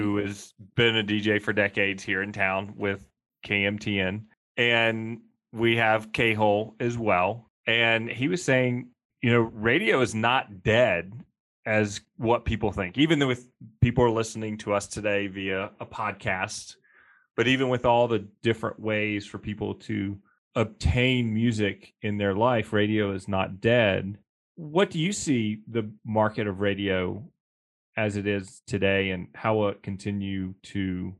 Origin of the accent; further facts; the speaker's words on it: Mississippi, United States; now in Jackson, United States; I grew up in Mississippi